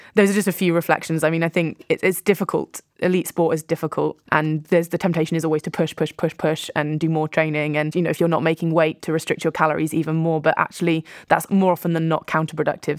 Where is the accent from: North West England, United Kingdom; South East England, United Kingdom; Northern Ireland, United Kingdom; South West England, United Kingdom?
South West England, United Kingdom; Poole; a little bit further down the coast from where I grew up in Poole